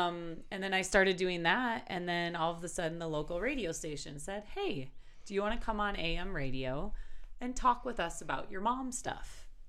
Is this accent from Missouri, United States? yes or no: no; Milwaukee, Wisconsin, United States; moved away as an adult; now in Wyoming, United States; And I started blogging because I'm originally from Milwaukee, Wisconsin. There's that accent there. And I moved out to Wyoming to attend the University of Wyoming, which was totally a fluke.